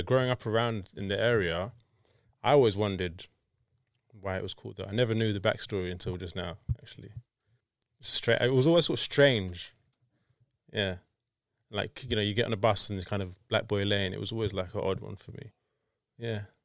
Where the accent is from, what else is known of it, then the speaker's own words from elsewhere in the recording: London, United Kingdom; growing up in London